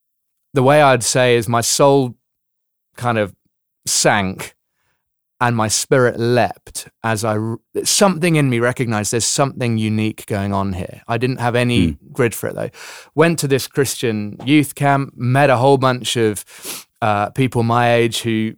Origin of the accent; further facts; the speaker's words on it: London, United Kingdom; now in South Africa; Yeah, so I'm from London originally, London, England, but have, as you say, been in South Africa for the last 14 years, hence the slightly mixed up accent.